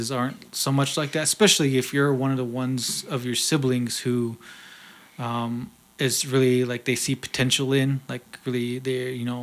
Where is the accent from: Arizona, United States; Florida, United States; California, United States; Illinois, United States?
Arizona, United States; Leupp; I'm from Leupp